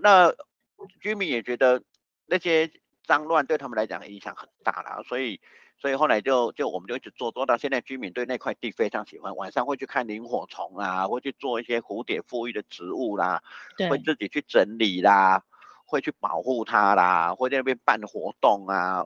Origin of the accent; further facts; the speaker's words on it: Taiwan; 是我们台湾人真的是智商有问题吗？